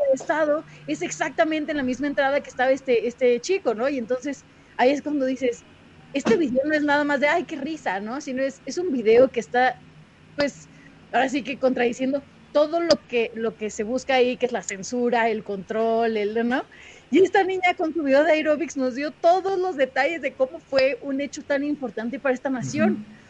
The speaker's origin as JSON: {"language": "Spanish", "country": "Mexico", "said": "soy de México"}